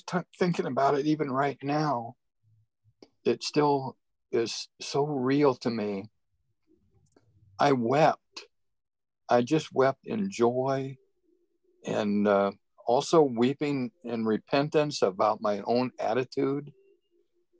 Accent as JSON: {"language": "English", "region": "Indiana", "country": "United States", "tie": "born or raised there", "said": "I grew up in Indiana, farm country, country boy, basically, rural Indiana"}